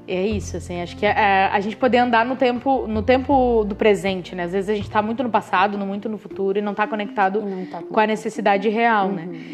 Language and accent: Portuguese; interior of Santa Catarina, Brazil; moved away as an adult; also born or lived in Pato Branco, Paraná / Rio Grande do Sul; now in Florianópolis, Brazil; Eu sou do, do interior de Santa Catarina, então é divisa ali com, com Pato Branco